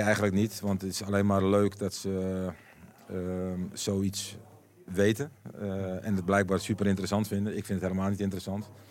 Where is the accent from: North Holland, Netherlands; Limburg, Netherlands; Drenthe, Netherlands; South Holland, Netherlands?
North Holland, Netherlands; Amsterdam; moved away as an adult; also born or lived in Emmen / Basel; een echt Amsterdammer